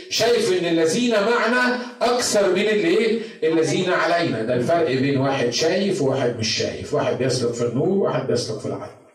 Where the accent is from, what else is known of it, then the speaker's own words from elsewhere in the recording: Egypt; moved away; احنا عندنا في مصر